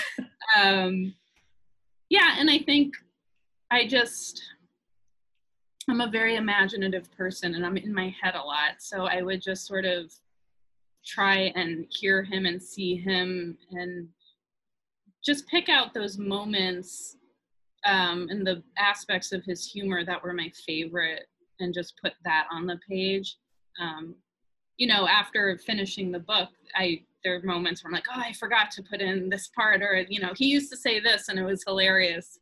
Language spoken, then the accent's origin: English; New York, United States; my growing up in New York and moving to the suburbs